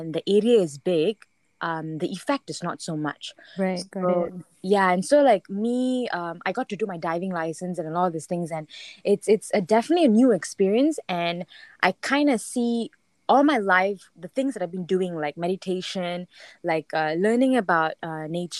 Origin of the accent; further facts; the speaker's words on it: Langkawi, Kedah, Malaysia; grew up in Langkawi and I've never been afraid of the water